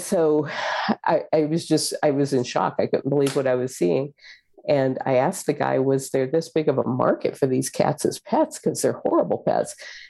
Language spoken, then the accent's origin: English; Florida, United States; also born or lived in San Antonio, Texas / West Virginia; I was born in San Antonio, Texas, but I grew up mostly in Florida and West Virginia.